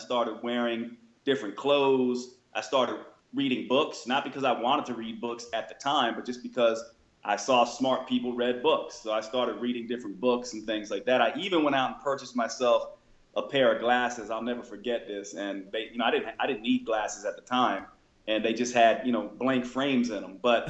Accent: Long Island, New York, United States; born there; now in North Carolina, United States; So I was born in New York and raised by parents that were basically raised in Manhattan. Then I moved to the South, North Carolina.

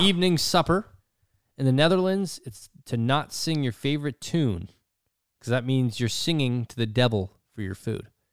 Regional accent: Canada; I am Canadian, Canadian

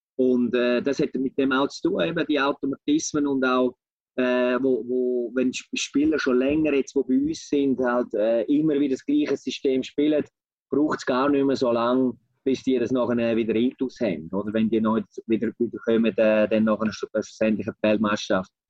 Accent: Switzerland; bei uns in der Schweiz

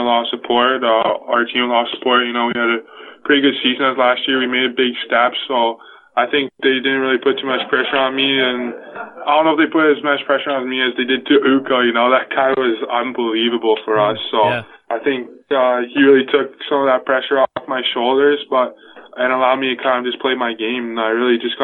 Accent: Newmarket, Ontario, Canada; I'm from Newmarket, Ontario

